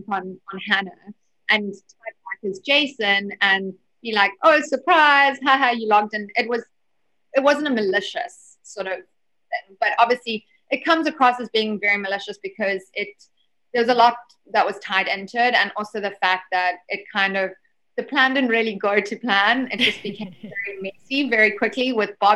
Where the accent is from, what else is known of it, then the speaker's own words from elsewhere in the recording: South Africa; I'm obviously a South African culture